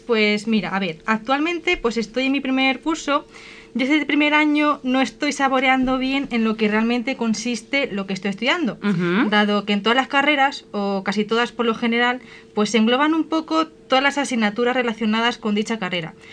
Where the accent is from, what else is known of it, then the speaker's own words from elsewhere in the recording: Colmenar de Oreja, Community of Madrid, Spain; soy de Comer de Oreja